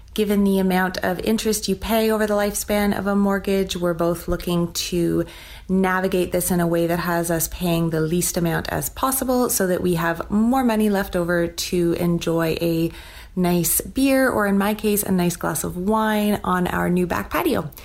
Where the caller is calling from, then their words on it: Toronto, Ontario, Canada; I'm calling from Toronto, Canada.